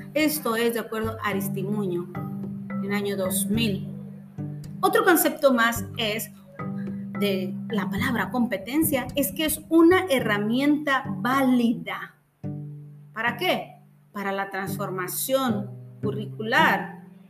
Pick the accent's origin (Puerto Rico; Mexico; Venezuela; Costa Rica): Mexico; como mexicanos